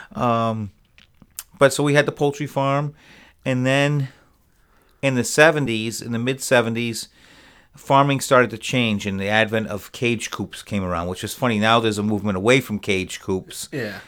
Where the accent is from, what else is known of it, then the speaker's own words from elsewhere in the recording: Rhode Island, United States; moved away as an adult; also born or lived in Connecticut / Boston; now in Plattsburgh, United States; when I was very young, an infant, my parents moved to Rhode Island, and I grew up